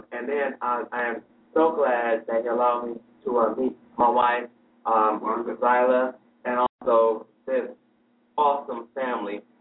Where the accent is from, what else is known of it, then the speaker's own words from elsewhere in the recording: Cleveland, Ohio, United States; moved away as an adult; now in Columbus, United States; I'm from Cleveland, Ohio. That's where I grew up